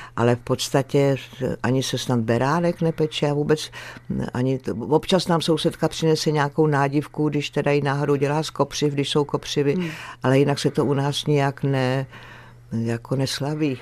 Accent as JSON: {"language": "Czech", "town": "Skalice", "region": "Ústí nad Labem Region", "country": "Czechia", "tie": "born or raised there", "said": "já jsem vyrostla v té skalici u Litoměřic"}